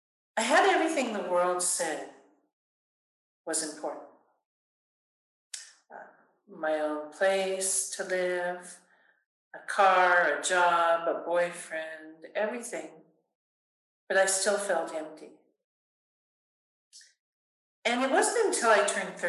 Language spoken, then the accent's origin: English; California, United States; Born and raised in California and in the Catholic faith